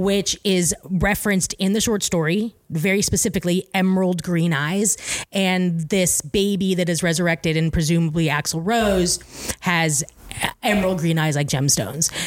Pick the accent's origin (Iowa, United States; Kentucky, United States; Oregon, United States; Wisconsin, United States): Oregon, United States; Eugene; the restaurant I grew up working in in Eugene